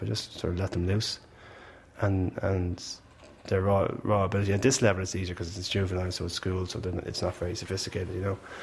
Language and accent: English; Malahide, Leinster, Ireland; I'm from Malahide and I know exactly what people from Malahide are about